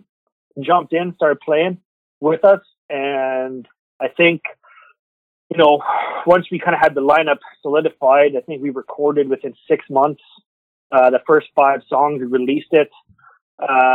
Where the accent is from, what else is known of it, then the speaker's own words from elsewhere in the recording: Alberta, Canada; moved away as an adult; now in Quebec, Canada; I come from Alberta originally